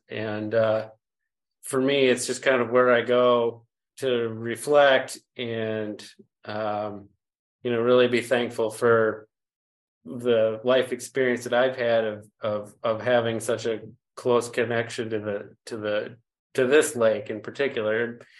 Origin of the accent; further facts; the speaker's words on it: Lake Michigan, United States; I was blessed by the fact that I grew up on one of the Great Lakes. I grew up on Lake Michigan, and my folks have this little slice of property